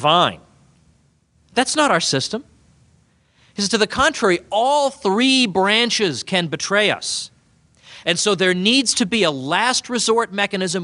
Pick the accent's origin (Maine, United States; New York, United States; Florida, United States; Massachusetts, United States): Massachusetts, United States; moved away; my home state of Massachusetts